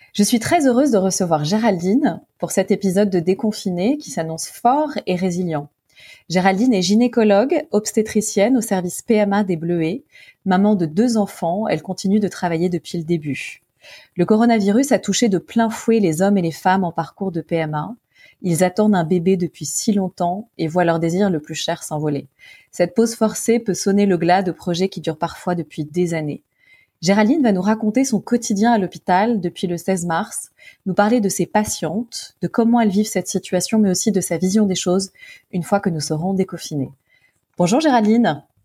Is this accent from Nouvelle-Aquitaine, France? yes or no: no; Paris, Île-de-France, France; je suis parisienne